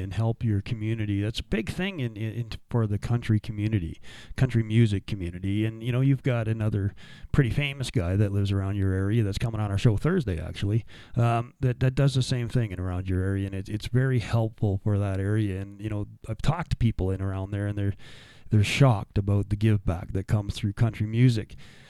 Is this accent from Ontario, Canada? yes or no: no; Sylvan Lake, Alberta, Canada; I grew up in Sylvan Lake for a little bit of my time